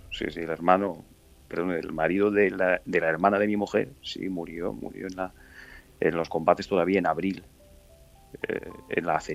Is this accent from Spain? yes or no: no; Donetsk, Donetsk Oblast, Ukraine; sí, sí, todos, eh, eh, nosotros que somos de Donetsk, sabemos o, sufrimos esta situación todavía a partir del 2014, 2015, cuando empezó todo